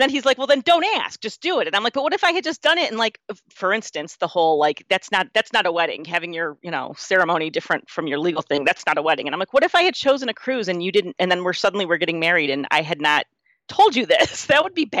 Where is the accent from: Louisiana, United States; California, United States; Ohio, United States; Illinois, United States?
Ohio, United States; Cleveland; I grew up in Cleveland. Our beach is Lake Erie